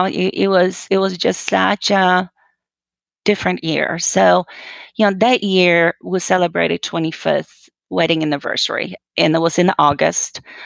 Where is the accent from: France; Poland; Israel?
Poland; moved away as an adult; I'm originally actually from Poland. You know, I was born and raised, and I came here when I was, well, just about 19 years old after high school.